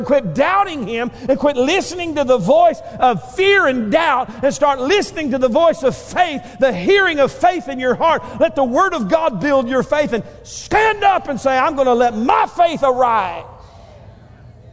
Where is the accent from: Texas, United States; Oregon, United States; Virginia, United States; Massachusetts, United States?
Texas, United States; Northeast; moved away; We came from Northeast Texas